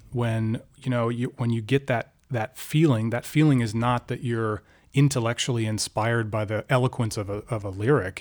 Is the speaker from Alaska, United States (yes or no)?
yes; Alaska, United States; moved away as an adult; also born or lived in Washington, D.C.; I grew up in Alaska.